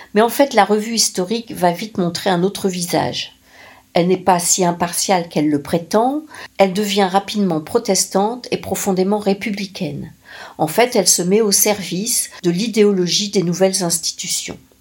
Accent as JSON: {"language": "French", "area": "the Nord", "region": "Hauts-de-France", "country": "France", "said": "chez moi dans le Nord"}